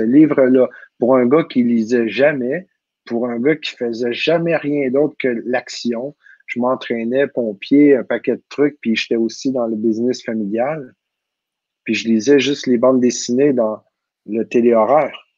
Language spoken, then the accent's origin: French; Quebec, Canada; accent: Québécois; mon accent québécois